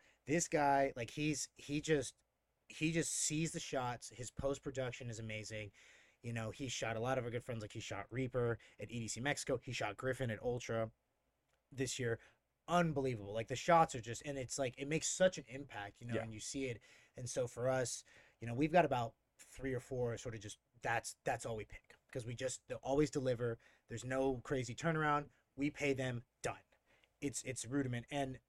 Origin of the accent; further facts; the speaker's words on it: England, United Kingdom; born there; also born or lived in Denver; I was born in England originally, and so drum and bass was around